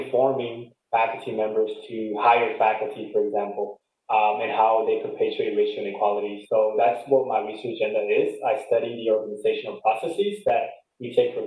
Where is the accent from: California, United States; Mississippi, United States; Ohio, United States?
California, United States; Los Angeles; moved away as an adult; also born or lived in Montclair, New Jersey; I'm a son of Mexican immigrant parents who immigrated from Mexico, and they settled in LA, specifically San Fernando Valley